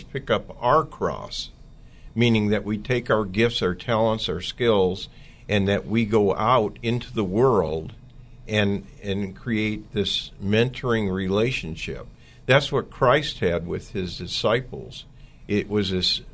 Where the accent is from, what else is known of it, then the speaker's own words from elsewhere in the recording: Oakland, California, United States; I grew up in East Oakland